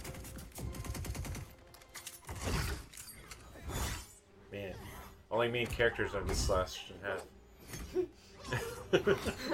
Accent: Phoenix, Arizona, United States; growing up in Phoenix

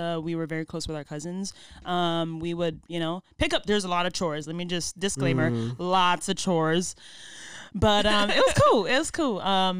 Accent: Hawaii, United States; born there; also born or lived in Samoa / San Jose, United States; No, I was born in Hawaii.

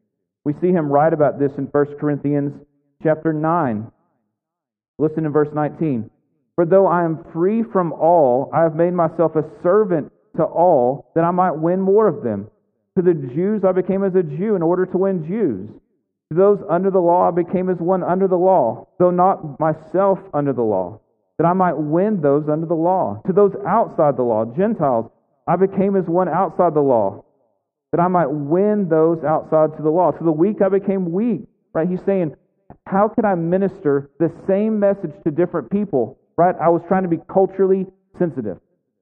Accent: United States; also born or lived in Yemen; So was I free as an American and as a Christian to wear shorts?

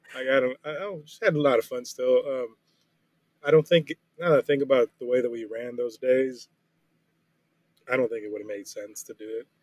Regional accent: Miami Beach, Florida, United States; now in Dallas, United States; I went to my actual hometown, which is, like, South Beach. Yes, I grew up in South Beach

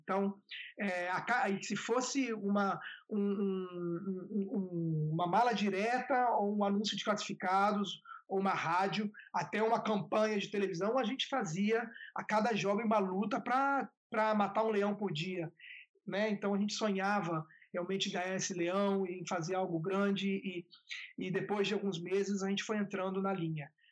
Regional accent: Vitória, Espírito Santo, Brazil; moved away; a gente é de Vitória do Espírito Santo

